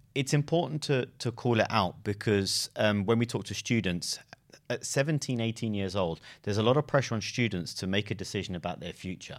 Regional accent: London, United Kingdom; also born or lived in Exeter; I lived in London too, and I grew up in London

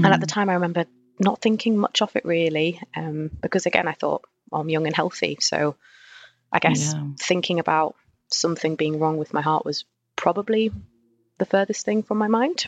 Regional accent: Newcastle upon Tyne, North East England, United Kingdom; moved away as an adult; now in Liverpool, United Kingdom; I grew up in Newcastle

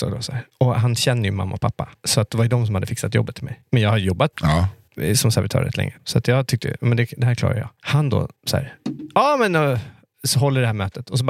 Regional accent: Greenwich, Connecticut, United States; jag bodde ute i Greenwich där jag växte upp. 45 minuter utanför med tåg

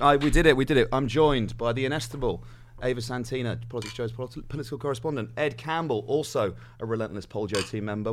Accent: West Midlands, United Kingdom; born or raised there; moved away

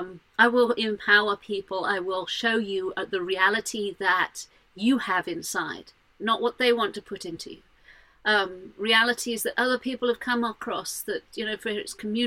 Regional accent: Jordan; also born or lived in Saudi Arabia; I'm not that fond of Islam because I grew up in Jordan and Saudi Arabia and places like that. I saw some brutality when I was a kid.

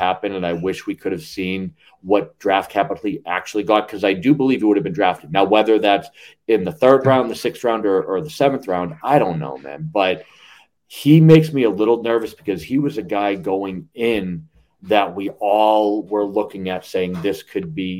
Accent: New England, United States; I'm from New England

